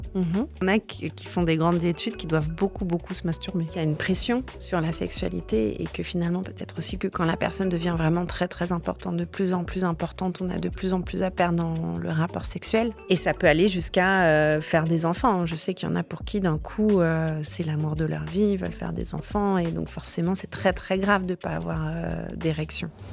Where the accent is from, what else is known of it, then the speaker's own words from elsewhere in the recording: south of France, France; Je viens du sud de la France, j'ai grandi en banlieue.